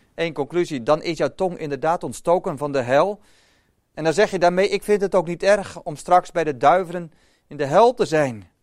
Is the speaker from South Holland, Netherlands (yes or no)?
yes; Boskoop, South Holland, Netherlands; ik als kleine jongen in Boskoop ben opgegroeid